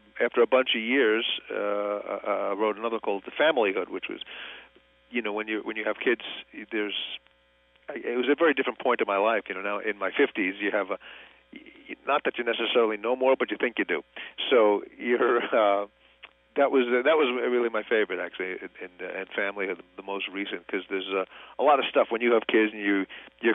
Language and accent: English; New York, United States; I grew up in New York